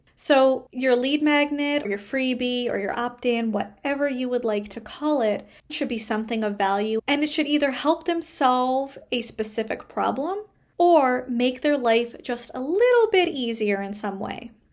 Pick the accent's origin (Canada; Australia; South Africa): Canada; I am a Canadian social worker